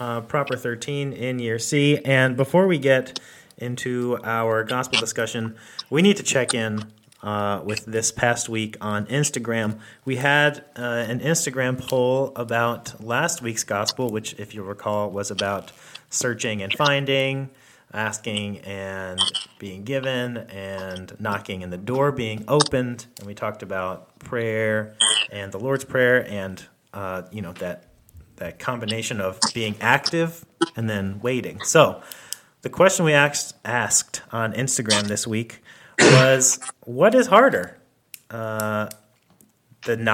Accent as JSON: {"language": "English", "town": "Gainesville", "region": "Florida", "country": "United States", "tie": "born or raised there", "said": "Gainesville, Florida, which is where I grew up in Florida, where I lived when I was a kid"}